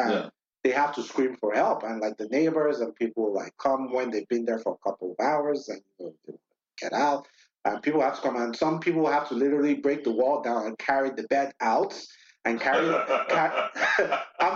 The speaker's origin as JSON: {"language": "English", "country": "Nigeria", "said": "I'm Nigerian, I'm West African myself"}